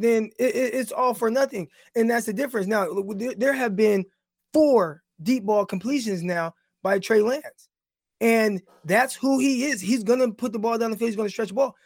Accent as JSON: {"language": "English", "town": "Stockton", "region": "California", "country": "United States", "said": "I'm from Stockton"}